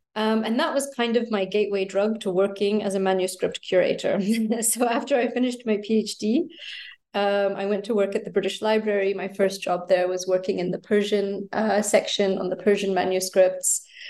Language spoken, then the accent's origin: English; United States; moved away as an adult; also born or lived in United Kingdom; So I was born in the States and grew up there and then wound up studying in the UK.